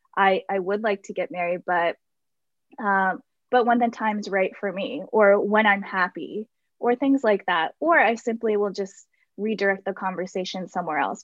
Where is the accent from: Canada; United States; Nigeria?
United States; Baltimore, Maryland; I am from Baltimore. And I grew up and lived around the area in Locust Point and Federal Hill for uh, many years